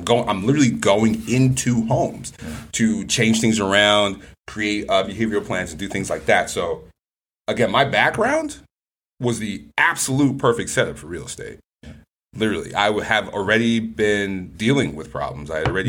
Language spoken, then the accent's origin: English; Nigeria; I said, I'm super Nigerian, man. My parents would literally bury me in the backyard if I came back.